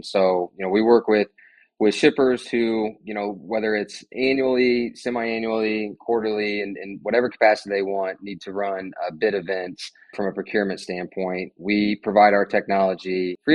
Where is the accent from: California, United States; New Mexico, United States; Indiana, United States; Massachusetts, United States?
Indiana, United States; Indianapolis; I'm a born and raised Hoosier. I've lived here in Indianapolis my entire life